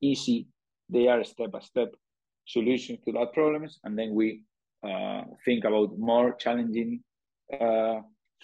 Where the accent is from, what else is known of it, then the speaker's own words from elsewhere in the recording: Spain; accent: Spanish; English is a second language; my Spanish accent